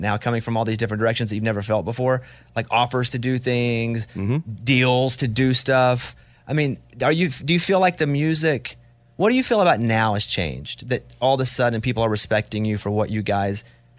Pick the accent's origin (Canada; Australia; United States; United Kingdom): United States; Arkansas; And I'm from Arkansas.